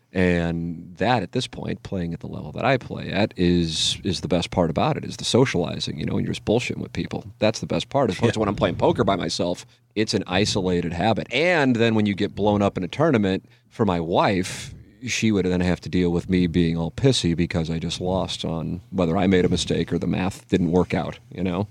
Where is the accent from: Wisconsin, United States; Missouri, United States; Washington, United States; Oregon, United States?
Missouri, United States; St. Louis; I am covering my hometown team